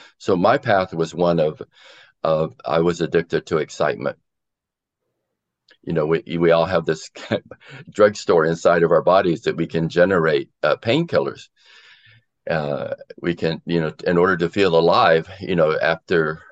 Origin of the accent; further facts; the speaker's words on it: Florida, United States; I grew up in Florida, where I was in high school during the Cuban Missile Crisis.